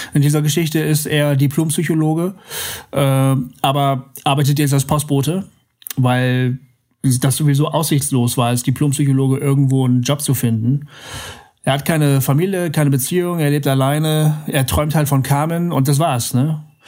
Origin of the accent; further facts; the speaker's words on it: Bremen, Germany; moved away; das ist meine Heimat, da komme ich her